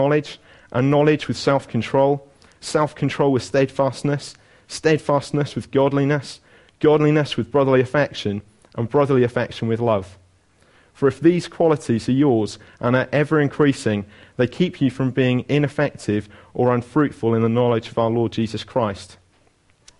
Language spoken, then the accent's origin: English; Wales, United Kingdom; as a Welsh person